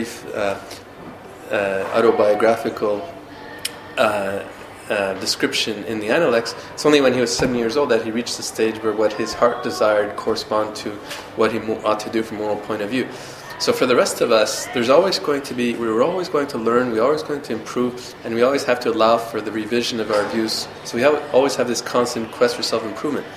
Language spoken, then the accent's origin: English; Canada; I'm from Canada, where there's restrictions against hate speech.